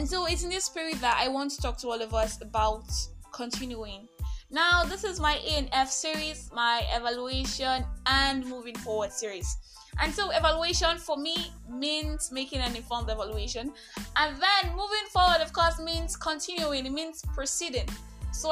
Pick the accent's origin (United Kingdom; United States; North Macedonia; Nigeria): Nigeria; I am that Nigerian Christian talkaholic